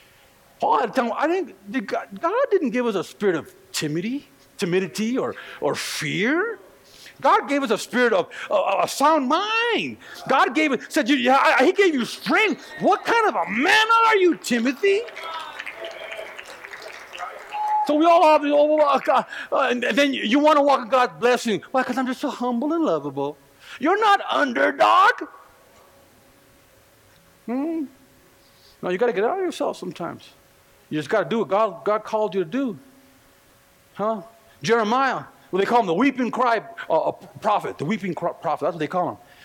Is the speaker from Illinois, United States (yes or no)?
no; California, United States; now in Colorado, United States; I'm just from California